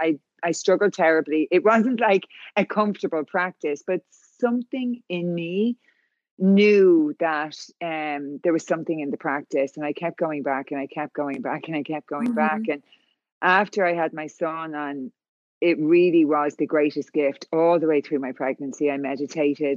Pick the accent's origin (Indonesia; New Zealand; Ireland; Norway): Ireland; moved away as an adult; now in California, United States; So I'm from Ireland, as you can tell by the accent.